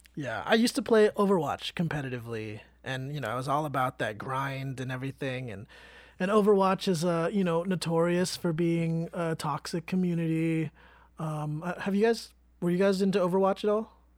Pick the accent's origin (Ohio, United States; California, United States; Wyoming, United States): California, United States; Vallejo; I grew up in Vallejo